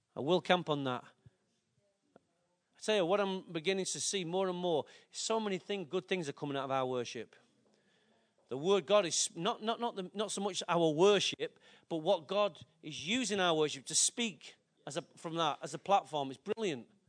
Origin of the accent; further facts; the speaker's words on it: Manchester, North West England, United Kingdom; I love my city. Why? It's my birth. It's my place of inheritance.